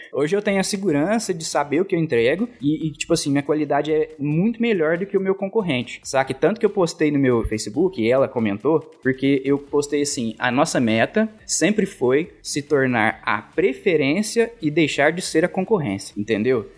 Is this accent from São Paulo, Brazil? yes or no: yes; Guaíra, São Paulo, Brazil; moved away; Guaíra, que é minha cidade natal